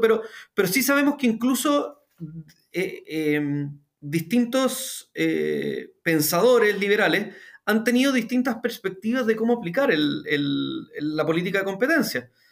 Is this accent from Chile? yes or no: yes; Chile; en Chile hablaríamos del pie